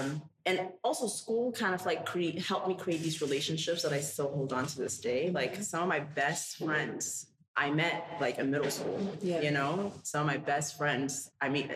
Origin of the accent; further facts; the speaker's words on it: New York City, New York, United States; English is a second language; also born or lived in Ethiopia; I was born in Ethiopia, came to Harlem when I was 9. So I claim Ethiopia and also Harlem